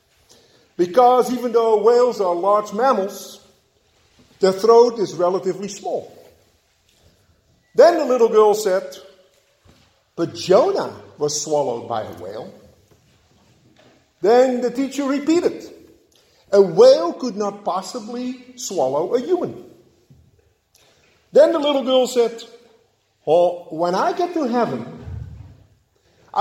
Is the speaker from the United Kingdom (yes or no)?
no; Netherlands; moved away; Growing up in Holland